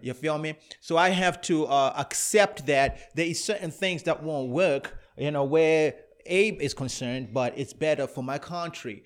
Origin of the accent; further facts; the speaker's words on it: Canada; I'm Afro-Canadian